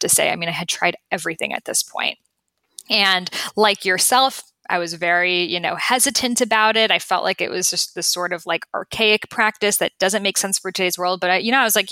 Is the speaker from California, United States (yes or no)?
no; Boston, Massachusetts, United States; I grew up in Boston.